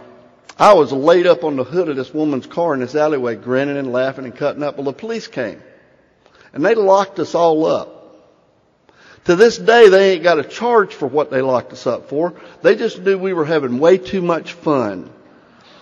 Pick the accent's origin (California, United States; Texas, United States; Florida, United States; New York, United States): Florida, United States; Jacksonville; also born or lived in Hazlehurst, Georgia; I grew up in Jacksonville, Florida